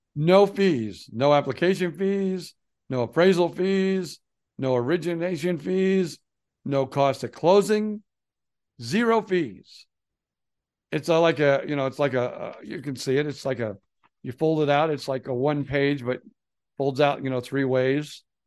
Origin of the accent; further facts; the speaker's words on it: Fort Myers, Florida, United States; we are from Florida